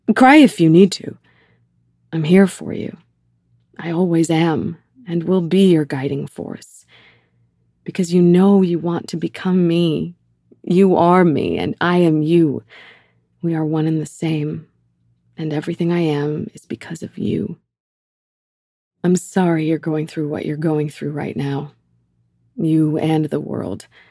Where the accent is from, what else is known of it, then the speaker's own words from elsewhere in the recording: Canada; such a valuable piece of being Canadian specifically, 'cause it is truly unique to our country